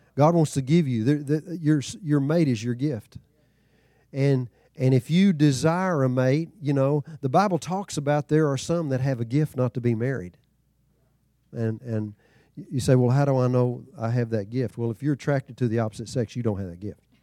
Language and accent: English; Texas, United States; growing up in Texas